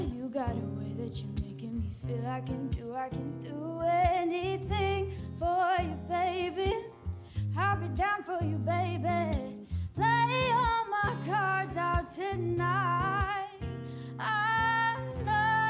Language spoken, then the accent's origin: English; Muscle Shoals, Alabama, United States; I'm from Muscle Shoals, Alabama. What I love most about my hometown is the musical energy there